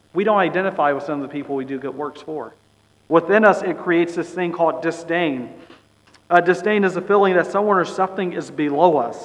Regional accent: Bay Area, California, United States; I grew up in the Bay Area

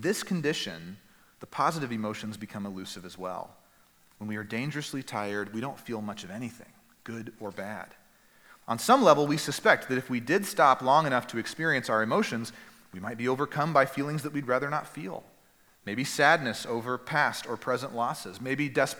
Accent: East Texas, United States; moved away; Where I grew up in East Texas

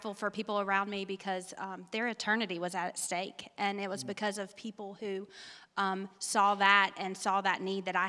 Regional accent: Shelby, United States; I grew up here in Shelby

